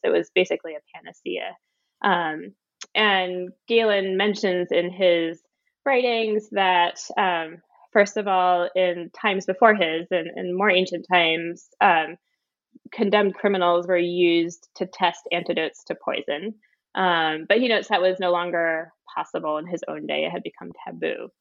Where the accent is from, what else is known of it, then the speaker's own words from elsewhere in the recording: Philadelphia, Pennsylvania, United States; moved away as an adult; also born or lived in Wellesley, Massachusetts; now in Somerville, United States; I was born in Pennsylvania in the Philadelphia area, and I went to a public high school